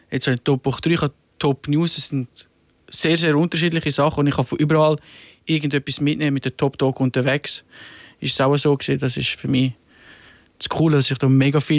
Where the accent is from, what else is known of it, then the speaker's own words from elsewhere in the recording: Switzerland; now in Rapperswil, Switzerland; weil ich bin im Milz aufgewachsen und dann ist das Fernsehen und Medien ist weiter weg.